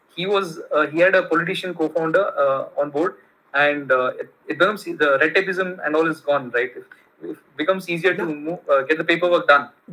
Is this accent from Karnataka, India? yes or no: yes; Bangalore, Karnataka, India; first language Kannada; English is a second language; moved away as an adult; also born or lived in United States; my hometown is Bangalore